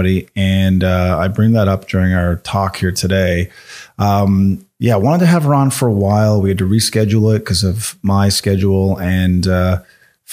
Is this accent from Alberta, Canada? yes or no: no; Newfoundland and Labrador, Canada; also born or lived in Halifax, Canada; now in Calgary, Canada; I'm from Newfoundland, just another province over, a little island off the coast there.